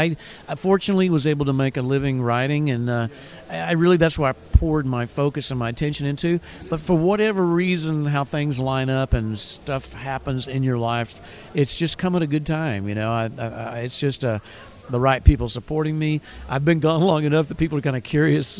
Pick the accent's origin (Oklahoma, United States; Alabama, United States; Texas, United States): Texas, United States; Guy Clark and people like that I grew up with in Texas